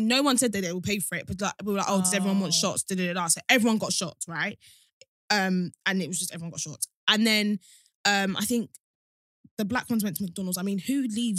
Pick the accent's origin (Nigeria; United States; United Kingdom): Nigeria; is that just a Nigerian thing? Because we're both Nigerian and I've never done that.